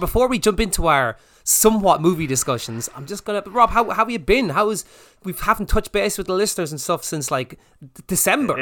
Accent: Ireland; we're Irish

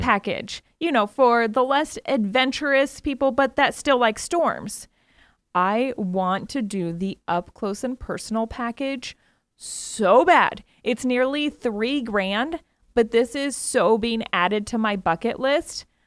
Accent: Iowa, United States; I grew up in Iowa

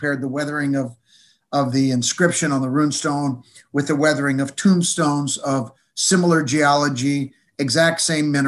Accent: United States; also born or lived in Minnesota; as an American

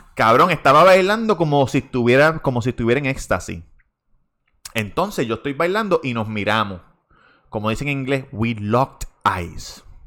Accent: Puerto Rico; yo soy de Puerto Rico

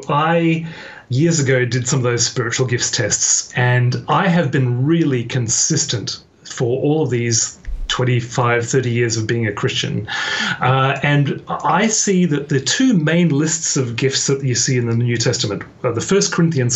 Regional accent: Australia; Firstly, I was born in Australia, but I was born to British parents. Okay. So I don't have, you know, a really Australian accent, but I don't have, you know, a plush, pommy accent either.

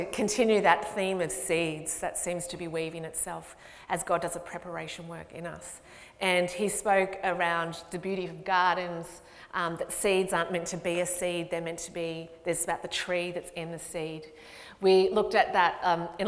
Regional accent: Ballarat, Victoria, Australia; now in Melbourne, Australia; I'm from Ballarat.

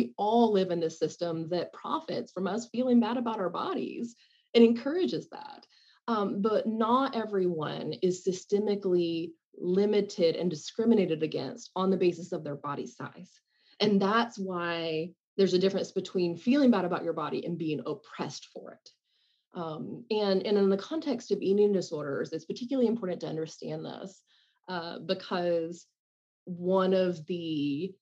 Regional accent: the South, United States; I grew up in the South and you went to the grocery store wearing makeup

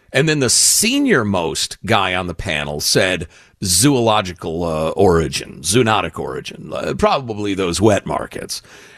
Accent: California, United States; now in Wilmington, United States; I was at a gathering here in Wilmington, North Carolina, chatting with a woman about the fact that I was from California and didn't want a bunch of Californians to turn the Carolinas into California.

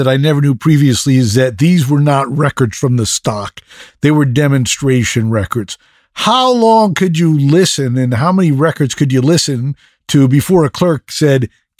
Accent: East Coast, United States; moved away as an adult; now in Los Angeles, United States; I grew up on the East Coast. I didn't come to LA permanently until I was 21.

